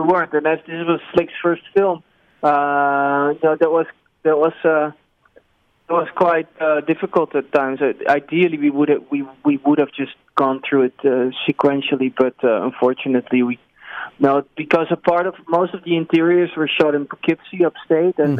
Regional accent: Netherlands; I came from Holland, which is where I am residing currently again

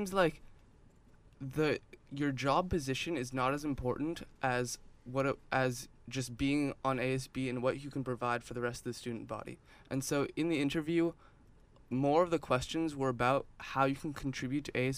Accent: Irvine, California, United States; I was born in Irvine, born and raised from Turtle Rock to Rancho and straight up until uni

